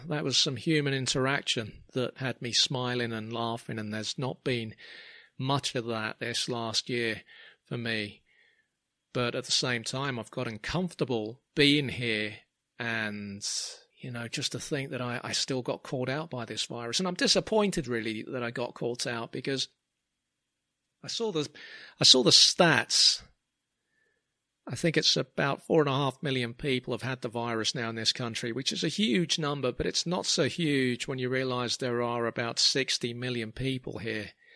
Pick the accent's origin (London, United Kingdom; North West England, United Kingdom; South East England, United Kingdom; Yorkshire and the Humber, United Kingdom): London, United Kingdom; growing up in Clapham